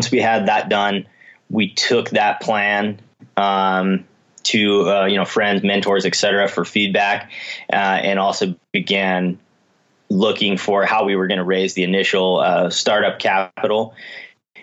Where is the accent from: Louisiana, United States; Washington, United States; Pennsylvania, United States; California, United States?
Washington, United States; moved away as an adult; also born or lived in Colorado; I grew up in Washington State and moved to Colorado to be a ski bum when I was 18 years old